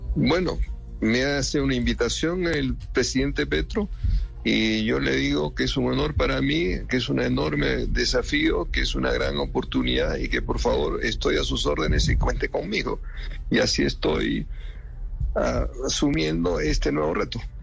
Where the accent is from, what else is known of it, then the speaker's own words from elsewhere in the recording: Lima, Peru; now in Bogotá, Colombia; yo soy limeño mazaborrero de pura cepa, como decimos a los que nacemos en Lima